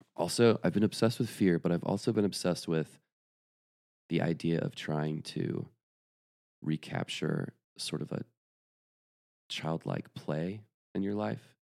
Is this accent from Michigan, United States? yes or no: no; Atlanta, Georgia, United States; also born or lived in Athens, Georgia; I grew up in the suburbs of Atlanta, Georgia.